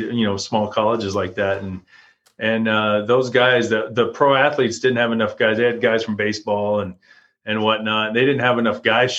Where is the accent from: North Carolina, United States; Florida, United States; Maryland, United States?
Florida, United States; also born or lived in Texas; I was born in Florida, moved to Texas for a while, started playing football and played football all the way through junior high there in Texas and stuff. And then when I got to high school, we moved back to Florida